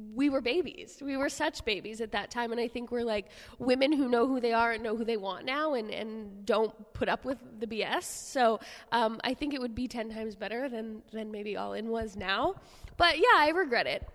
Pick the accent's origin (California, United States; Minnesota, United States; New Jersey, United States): New Jersey, United States; one area in Jersey and I'm from a small area, but I'm still from the whole freaking thing